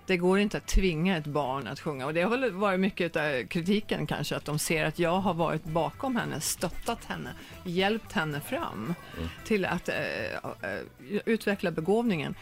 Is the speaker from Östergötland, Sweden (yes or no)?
yes; Norrköping, Östergötland, Sweden; also born or lived in Högsjö / New York; now in Los Angeles, United States; Jag är född i Norrköping, jag har släkten i Norrköping, min moster, mina kusiner är i mm. Norrköping.